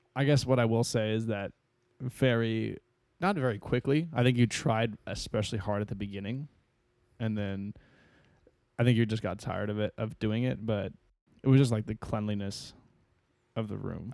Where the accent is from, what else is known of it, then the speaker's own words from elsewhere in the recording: San Diego, California, United States; growing up in San Diego